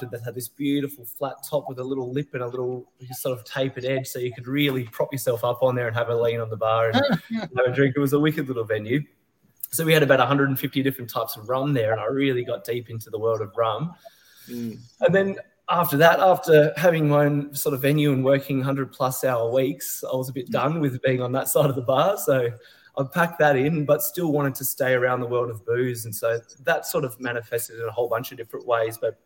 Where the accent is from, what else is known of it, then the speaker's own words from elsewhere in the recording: Hobart, Tasmania, Australia; moved away as an adult; also born or lived in Melbourne; now in Flinders Island, Australia; I grew up in Tassie. I'm from Hobart originally, sort of born and bred down there